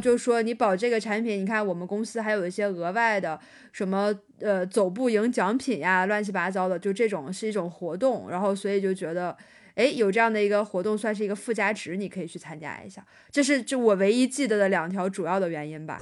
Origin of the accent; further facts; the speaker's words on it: Dalian, Liaoning, China; moved away as an adult; also born or lived in Shanghai; 我是大连人，然后第一份工作结束之后呢，是从大连去了上海开始的我的第二份工作